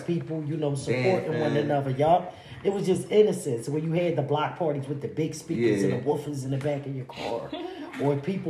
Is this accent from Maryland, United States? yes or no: no; Philadelphia, Pennsylvania, United States; born and raised Philadelphia.